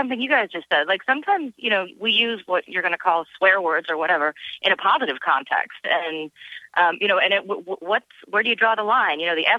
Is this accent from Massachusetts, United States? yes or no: no; Chicago, Illinois, United States; I'm from Chicago